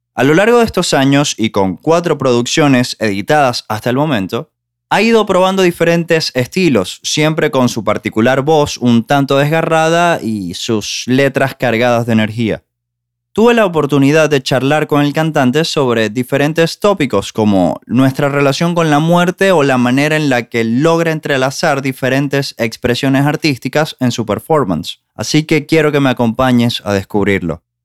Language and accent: Spanish; Maracaibo, Zulia, Venezuela; moved away; yo soy de Maracaibo